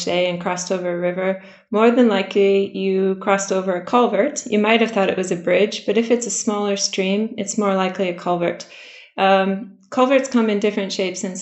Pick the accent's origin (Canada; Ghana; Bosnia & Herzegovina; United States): United States; Michigan; moved away as an adult; now in Swansea, United Kingdom; originally from the United States. Maybe the accent gives it away a bit. I grew up in Michigan, which is surrounded by water.